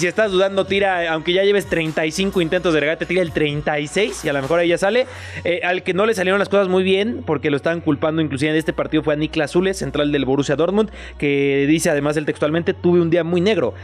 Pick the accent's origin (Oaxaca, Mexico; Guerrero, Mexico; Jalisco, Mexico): Jalisco, Mexico; Guadalajara; now in Mexico City, Mexico; yo soy de allá de Guadalajara, el cinturón